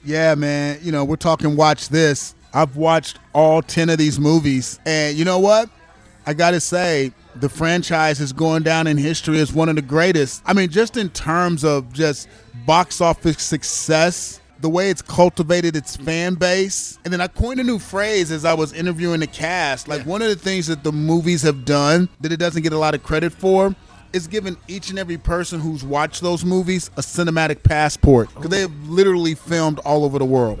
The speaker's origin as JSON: {"language": "English", "town": "Kansas City", "country": "United States", "said": "I'm from Kansas City"}